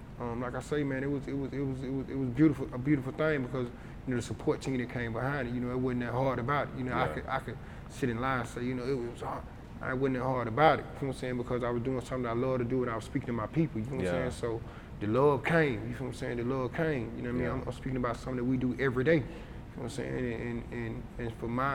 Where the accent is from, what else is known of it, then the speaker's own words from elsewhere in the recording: College Park, Georgia, United States; I'm from the Trey, but I'm from College Park. You know what I'm saying? I'm from College Park.